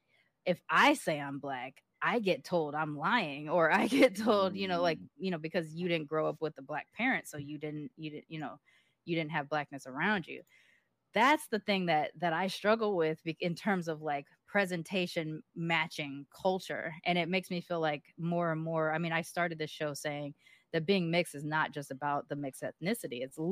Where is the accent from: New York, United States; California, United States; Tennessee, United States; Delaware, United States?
California, United States; Long Beach; accent: hood accent; when I left Long Beach. So while this is sort of my default accent now, my natural accent was a hood accent.